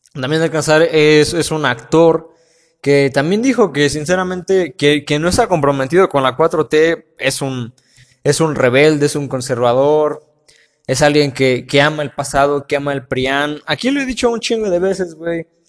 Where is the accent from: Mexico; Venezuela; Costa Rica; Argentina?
Mexico; tenemos que estar orgullosos de ser mexicanos